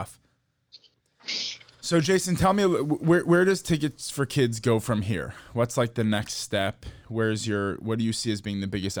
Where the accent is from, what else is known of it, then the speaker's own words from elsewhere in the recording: Chicago, Illinois, United States; So I grew up in Chicago